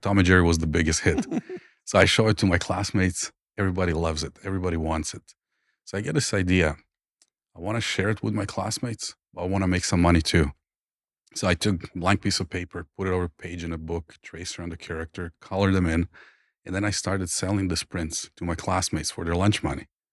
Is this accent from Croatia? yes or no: yes; Croatia; born or raised there; English is a second language; moved away as an adult